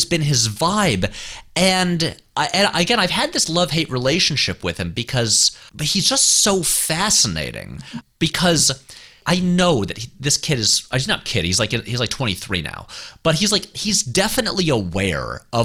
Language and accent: English; Saratoga Springs, New York, United States; moved away; We're both from upstate New York. I'm from Saratoga Springs, New York.